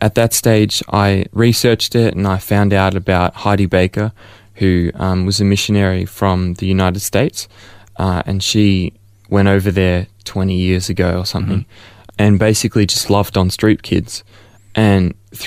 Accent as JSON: {"language": "English", "town": "Melbourne", "region": "Victoria", "country": "Australia", "tie": "born or raised there", "said": "I was born here in Ferntree Gully, close by, in Upper Ferntree Gully at the Angles. And so I've been born and raised as a Melbourneite for my whole life"}